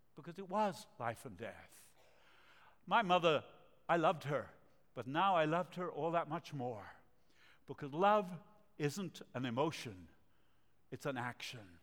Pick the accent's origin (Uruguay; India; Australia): Uruguay; Montevideo; English is a second language; moved away; also born or lived in Argentina; I speak with an accent. I was born in Latin America, the city of Montevideo, country of Uruguay, and uh, my parents are from Argentina